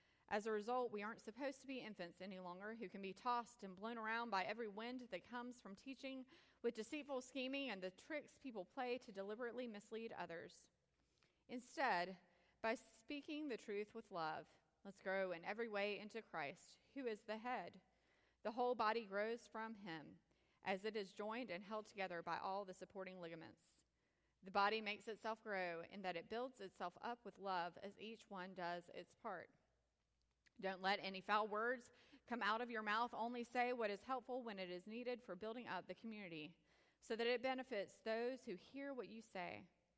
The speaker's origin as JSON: {"language": "English", "town": "Indian Trail", "region": "North Carolina", "country": "United States", "said": "And oh yes, I'm from Indian Trail."}